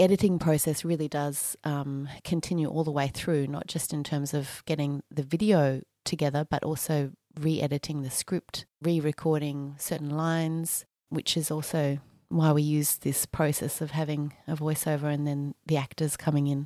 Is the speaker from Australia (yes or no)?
yes; Australia; I was actually uh, born and bred Aussie